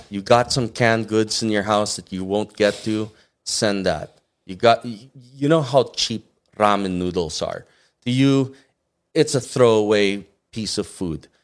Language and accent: English; Muntinlupa, Metro Manila, Philippines; also born or lived in Batangas; now in Los Angeles, United States; I grew up in Ayala, Alabang.